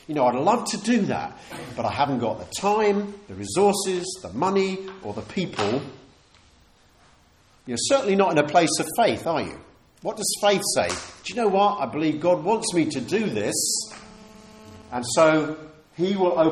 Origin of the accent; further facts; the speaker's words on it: United Kingdom; We're humble British people